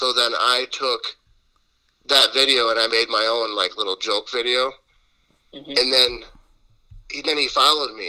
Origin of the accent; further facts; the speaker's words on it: Green Bay, Wisconsin, United States; I was born in Green Bay, so I grew up being a Packers fan